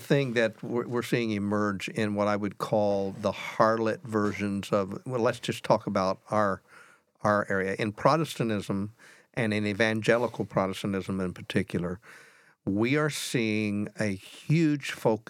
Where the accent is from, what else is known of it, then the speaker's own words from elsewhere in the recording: United States; I am an American.